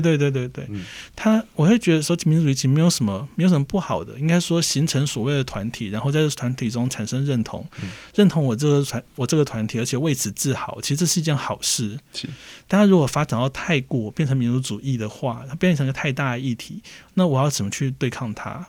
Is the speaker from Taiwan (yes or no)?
yes; Taiwan; 我是外省人，所以我从小其实受到的家族间的教育嗯。也都是你是堂堂正正中国人